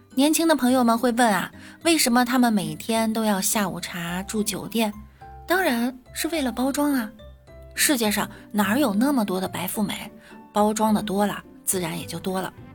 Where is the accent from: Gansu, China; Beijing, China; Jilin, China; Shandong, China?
Beijing, China; 我们北京人